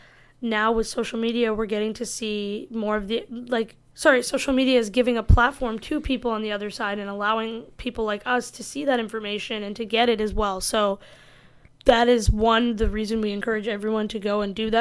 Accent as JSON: {"language": "English", "country": "India", "said": "I'm Indian"}